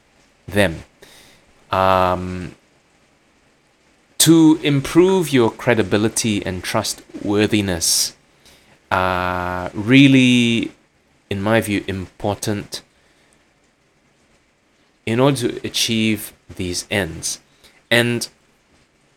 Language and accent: English; Kuching, Sarawak, Malaysia; moved away; I was in my hometown of Kuching